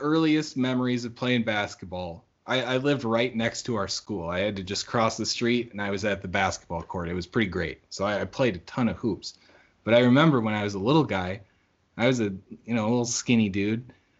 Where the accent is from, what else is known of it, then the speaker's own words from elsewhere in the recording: Bahamas; And, you know, growing up in the Bahamas, a little different, you know, basketball different culture in here.